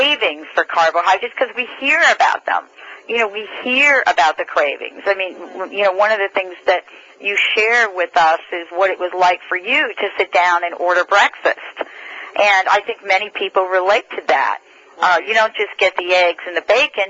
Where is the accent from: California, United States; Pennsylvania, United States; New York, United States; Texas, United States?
New York, United States; also born or lived in New Jersey; growing up in the Bronx, and then in New Jersey